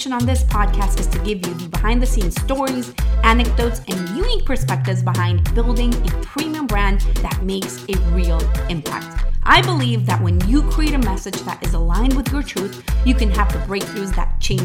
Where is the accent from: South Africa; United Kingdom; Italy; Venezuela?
Venezuela; now in Miami, United States; I am originally from Venezuela, but I live in Miami